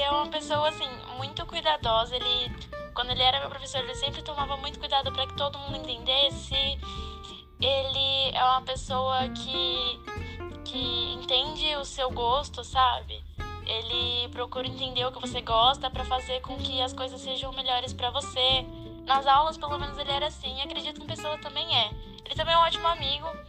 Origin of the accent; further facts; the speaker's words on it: Suzano, São Paulo, Brazil; eu sou de Suzano